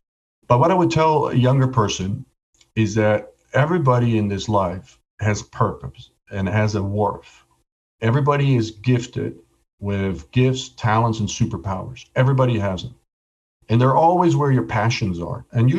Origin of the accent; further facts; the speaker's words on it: Ireland; But, you know, I'm Irish. I'm never lucky.